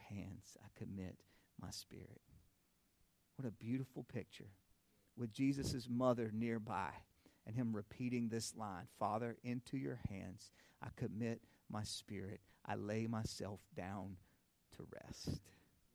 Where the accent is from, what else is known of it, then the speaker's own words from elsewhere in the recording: North Carolina, United States; also born or lived in Indiana; my home state of North Carolina